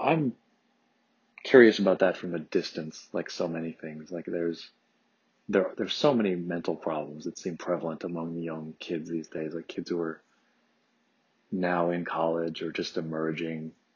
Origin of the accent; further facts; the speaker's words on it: Detroit, Michigan, United States; now in California, United States; suburban Detroit where I grew up